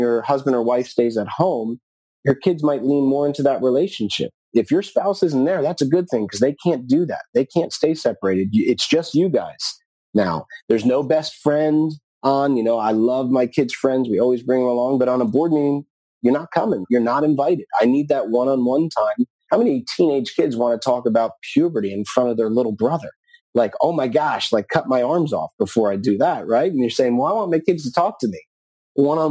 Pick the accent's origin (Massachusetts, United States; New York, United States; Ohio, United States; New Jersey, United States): New Jersey, United States; I used to watch the Giants play in my hometown where I grew up in New Jersey